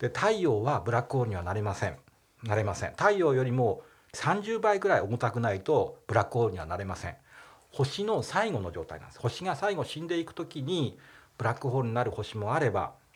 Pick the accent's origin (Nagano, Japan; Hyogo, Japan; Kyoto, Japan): Nagano, Japan; 長野ですから地元信州大学ってとこに行ったんですけど